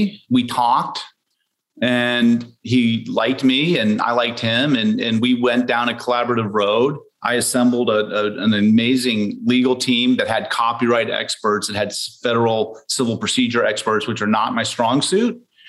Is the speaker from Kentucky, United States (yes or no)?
no; Indiana, United States; now in Port Orchard, United States; I grew up in Indiana.